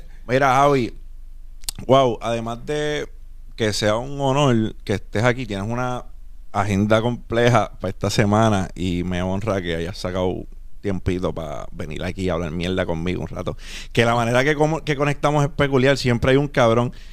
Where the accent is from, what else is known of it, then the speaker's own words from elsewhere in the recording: Puerto Rico; nosotros somos de Puerto Rico